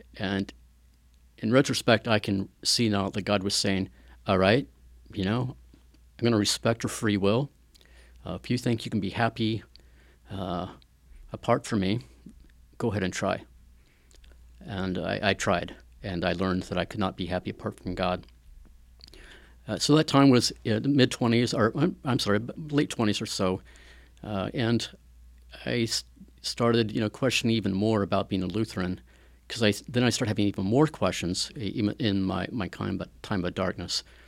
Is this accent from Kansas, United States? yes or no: yes; Wichita, Kansas, United States; moved away as an adult; now in Atchison, United States; Grew up in Wichita, Kansas, uh, about two, three hours south of here.